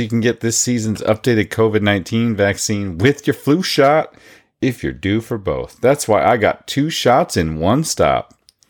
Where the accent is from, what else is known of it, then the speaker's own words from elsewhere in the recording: Bartlesville, Oklahoma, United States; where I grew up in Bartlesville.